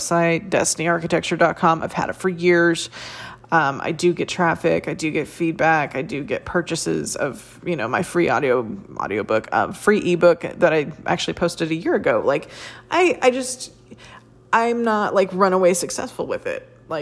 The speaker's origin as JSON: {"language": "English", "country": "United States", "tie": "born or raised there", "said": "I'm an American woman born and raised here"}